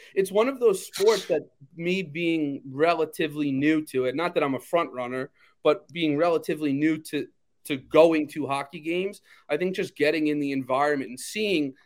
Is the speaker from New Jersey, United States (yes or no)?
no; Long Island, New York, United States; growing up on Long Island